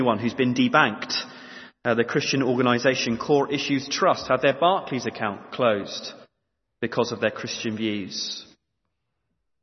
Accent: East Anglia, East of England, United Kingdom; growing up in East Anglia

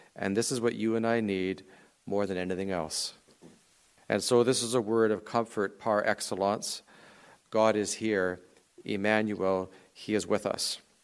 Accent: Canadian Prairies, Canada; I grew up on the Canadian prairies

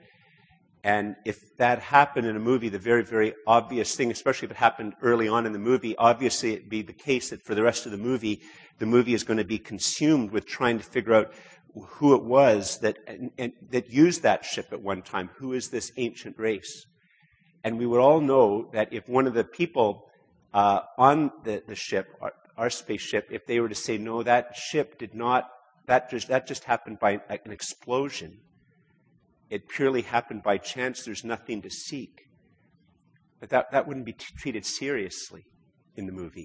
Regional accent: Canada; we as Canadian Christians

